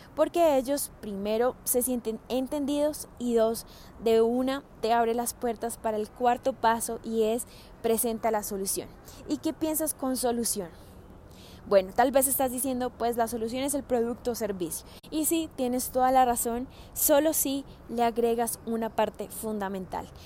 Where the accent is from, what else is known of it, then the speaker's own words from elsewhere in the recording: Colombia; moved away as an adult; also born or lived in Australia; cuando me vine de Australia a vivir nuevamente a Colombia